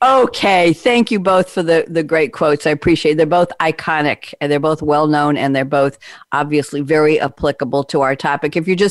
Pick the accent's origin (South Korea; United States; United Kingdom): United States; New York; I'm from New York, and I never talk like that.